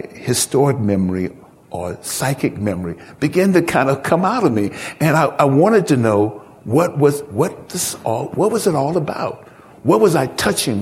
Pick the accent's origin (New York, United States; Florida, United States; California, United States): California, United States; San Francisco; I was born and raised in San Francisco, California, and certainly lived in the Haight-Ashbury, lived in the Haight-Ashbury since I was 11 years old